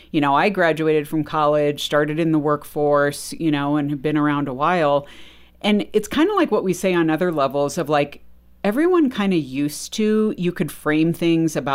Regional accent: Texas, United States; Well, of course, I'm a Christian, I'm Texan, you know, or whatever.

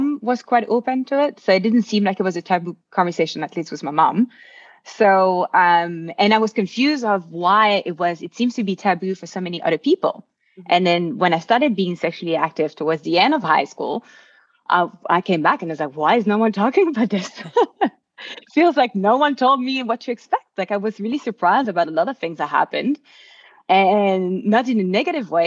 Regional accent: Belgium; moved away as an adult; now in Vancouver, Canada; And originally, I'm from Belgium. So I grew up in Belgium.

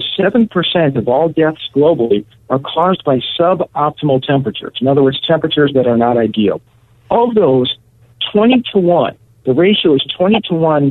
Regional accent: Connecticut, United States; when I was a kid in the 1970s growing up in Connecticut

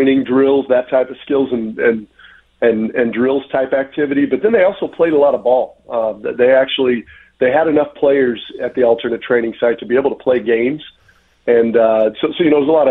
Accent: Indiana, United States; moved away; where I grew up in Indiana

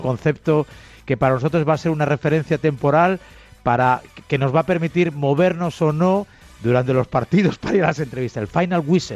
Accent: Galicia, Spain; moved away as an adult; also born or lived in Santa Cruz de Tenerife; now in Madrid, Spain; Yo soy español, nací en Santa Cruz de Tenerife, toda una vida en Galicia y ahora pues 20 años en Madrid

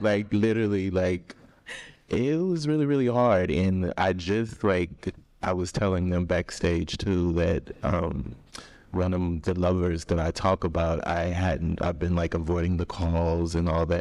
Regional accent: Austin, Texas, United States; I'm originally from Austin, Texas

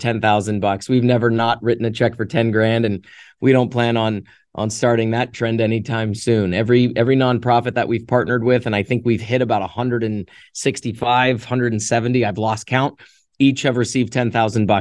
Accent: Canada; now in Las Vegas, United States; I've been an American citizen longer than I actually lived in Canada. I left Canada

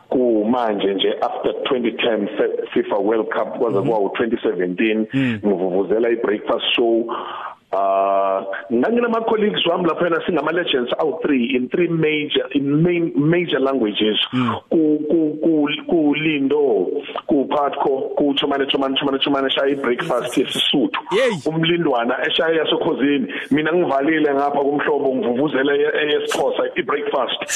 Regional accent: Fort Beaufort, Eastern Cape, South Africa; also born or lived in Butterworth; Mina ngizalelwe phecelezi eBhofolo which is 5 minutes drive from from Alice lapho kune kune University of Fort Hare

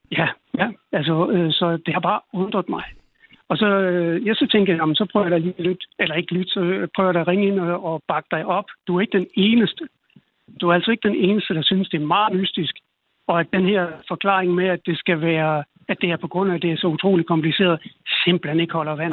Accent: Denmark; jeg er selv dansker

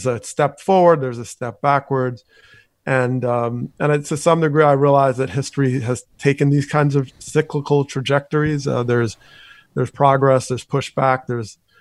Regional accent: Teaneck, New Jersey, United States; my time growing up in Teaneck, New Jersey

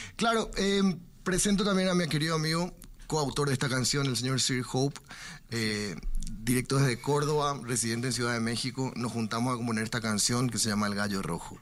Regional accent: Paraguay; somos los cachiporros de Paraguay

